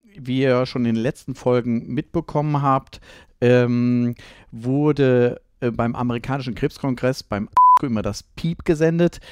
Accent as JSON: {"language": "German", "region": "North Rhine-Westphalia", "country": "Germany", "said": "als Ostwestfale"}